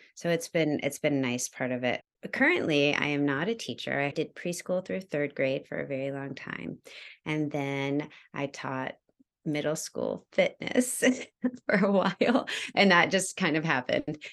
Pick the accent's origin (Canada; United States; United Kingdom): United States; Georgia; moved away; also born or lived in New York; I am originally from New York. I grew up in Georgia, though